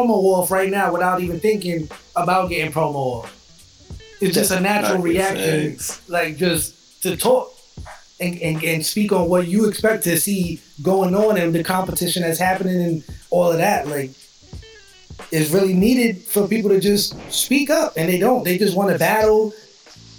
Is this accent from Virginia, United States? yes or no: no; New York, United States; moved away as an adult; now in Florida, United States; I'm from New York. I live in Florida now. I've been here like 6 years